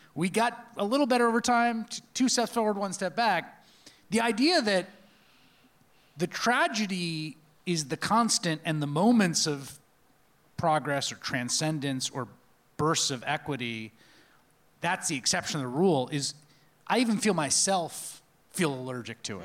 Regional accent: New York City, New York, United States; a New Yorker of the nineteen eighties

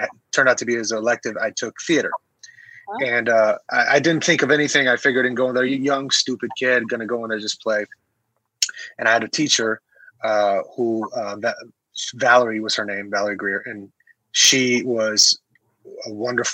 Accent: Tehran, Tehran Province, Iran; moved away; Persian. I was born in Iran, Tehran

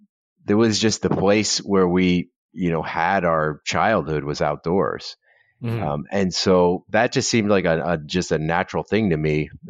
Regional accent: Florida, United States; And we grew up in Southern Florida. And, you know, there's still pretty wild at that point.

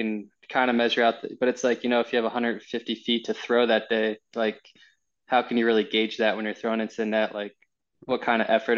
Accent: New Jersey, United States; also born or lived in Rhode Island; now in San Diego, United States; I'm from New Jersey. I was living in Rhode Island. And then we moved to San Diego.

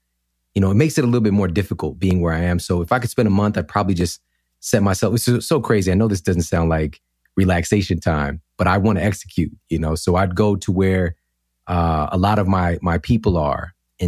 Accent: St. Louis, Missouri, United States; You know, I'm in the Midwest right now. I grew up in St. Louis, and there's not a lot of people here that are doing things like I'm doing

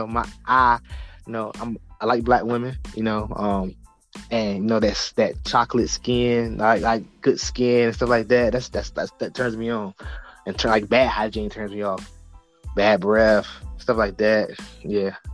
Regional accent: the South, United States; also born or lived in Norfolk, Virginia; I grew up in the South

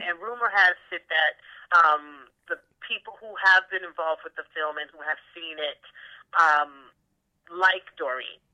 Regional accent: New York, United States; moved away; I'm from New York

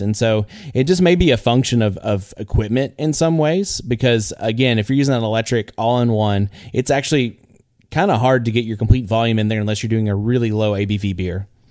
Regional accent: Northeast Texas, United States; I'm a guy from Northeast Texas

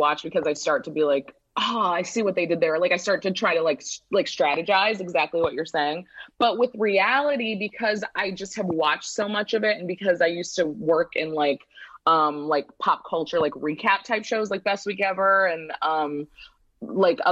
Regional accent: St. Louis, Missouri, United States; moved away as an adult; also born or lived in Pennsylvania / New York; now in Los Angeles, United States; I grew up in St. Louis, Midwest as well

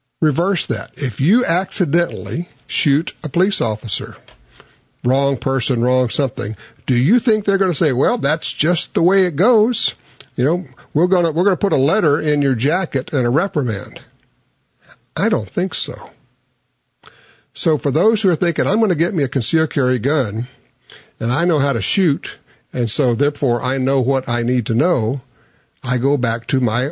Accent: Louisiana, United States; I'm from Louisiana.

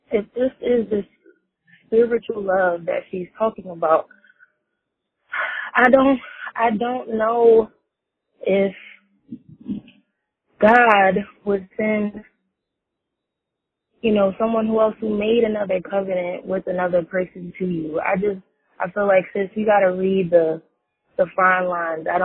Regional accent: Philadelphia, Pennsylvania, United States; I'm also from Philly too

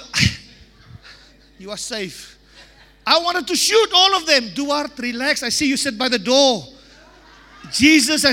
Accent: South Africa; I can only talk about South Africa

